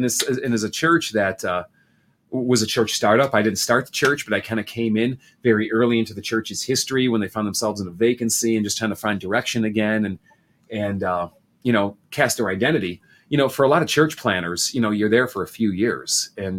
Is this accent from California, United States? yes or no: no; Chicago, Illinois, United States; also born or lived in Denver / St. Louis; Illinois native that's here. I grew up in Chicago and then did the suburban hopping. We were in Denver for a while, St. Louis for a while, but landed back this way.